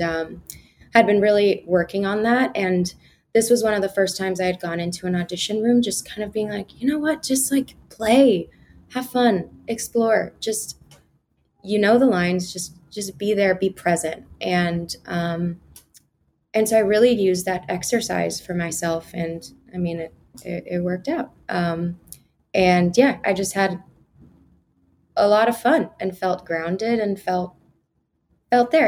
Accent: Kansas, United States; moved away as an adult; also born or lived in Lawrence, Kansas; now in New York, United States; I was born on the Missouri side and then we moved to the Kansas side when I was in middle school. So um, predominantly grew up in Kansas

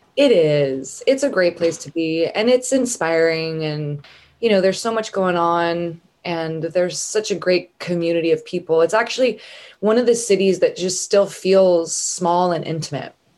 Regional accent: Northern California, United States; moved away as an adult; also born or lived in San Diego / San Francisco; now in Nashville, United States; I'm from Northern California. Um, and I lived there until I was 17.

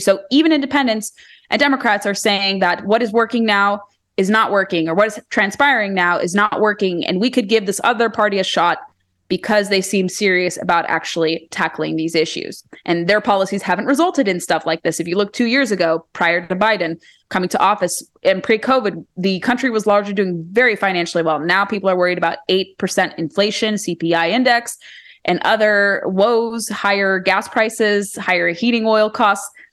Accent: California, United States; moved away as an adult; now in Virginia, United States; I'm from California originally.

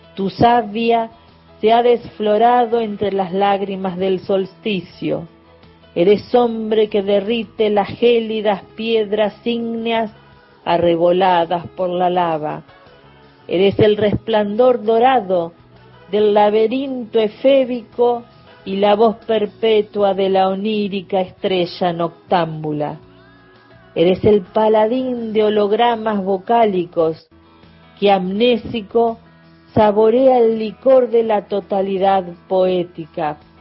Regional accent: Chasicó, Buenos Aires Province, Argentina; Nací en Chacicó, un pueblito, una zona rural cerca de Bahía Blanca

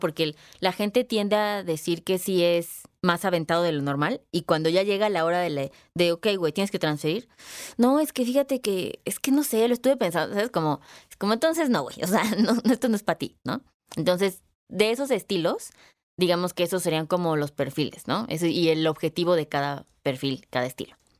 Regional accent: Guadalajara, Jalisco, Mexico; moved away; soy dueña de 5 ladrillos en Guadalajara, ¿no? A ver ahí cuando, cuando voy a mi tierra

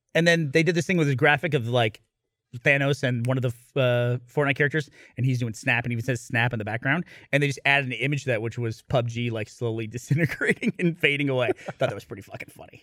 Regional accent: upstate New York, United States; now in Austin, United States; when I was growing up in New England in upstate New York

